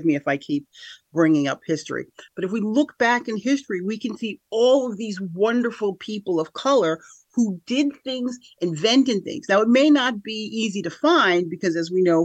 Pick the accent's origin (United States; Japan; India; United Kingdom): United States; Schenectady, New York; also born or lived in Niskayuna; I'm from here, the Capital Region of New York, born and raised in Schenectady. Grew up half and half, as it were. So I grew up half in Niskayuna and then half in Schenectady, the city of Schenectady